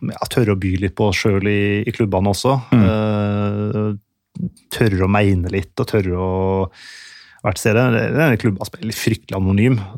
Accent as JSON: {"language": "Norwegian", "town": "Ålesund", "region": "Møre og Romsdal", "country": "Norway", "moved": "yes", "said": "Jeg husker jeg er jo fra Ålesund sjøl, selv om dialekta er avslipet etter mange år ute."}